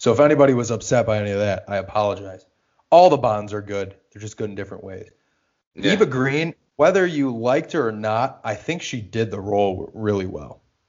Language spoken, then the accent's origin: English; Australia; I'm Australian and I hate George Lazenby.